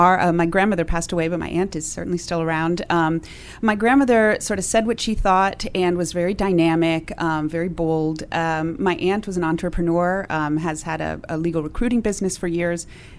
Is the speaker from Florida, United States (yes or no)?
yes; Miami, Florida, United States; also born or lived in Peru; I was born in Peru, and I was raised in Miami.